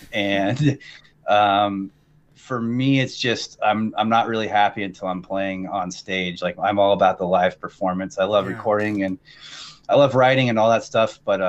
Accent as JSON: {"language": "English", "area": "Vancouver, Washington and Portland", "region": "Pacific Northwest", "country": "United States", "said": "I'm from the Pacific Northwest. I've always been in between Vancouver, Washington, and Portland."}